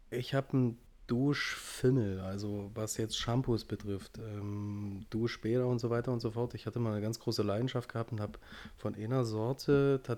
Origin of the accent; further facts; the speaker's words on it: Frisia, Germany; als Friese ist das ganz normal.